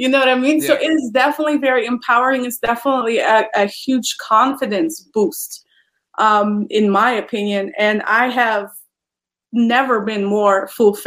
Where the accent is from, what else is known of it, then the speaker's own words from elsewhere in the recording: Poland; moved away as an adult; now in United States; I am originally from Poland, and I immigrated to the United States in 2017.